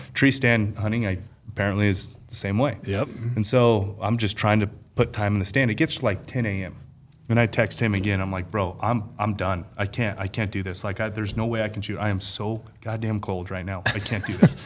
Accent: Las Vegas, Nevada, United States; I being born and raised in Las Vegas

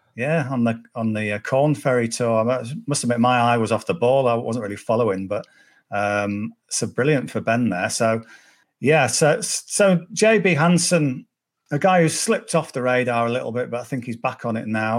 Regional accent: Cumbria, North West England, United Kingdom; I'm from Cumbria, so uh, Carlisle's an hour away

